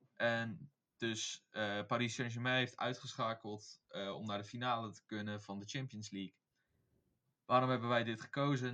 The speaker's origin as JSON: {"language": "Dutch", "area": "Beijerland", "region": "South Holland", "country": "Netherlands", "said": "ik kom uit het Beierland"}